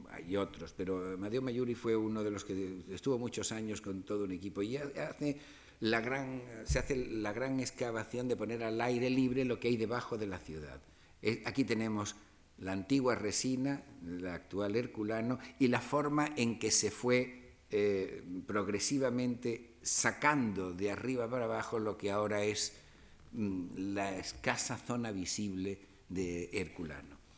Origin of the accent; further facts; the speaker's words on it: Spain; nosotros como españoles